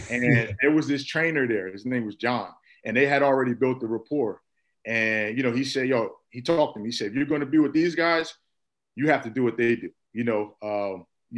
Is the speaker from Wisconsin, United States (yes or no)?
no; Irvington, New Jersey, United States; also born or lived in Newark, New Jersey; I was born in Newark, New Jersey, raised in Irvington, New Jersey, basically Essex County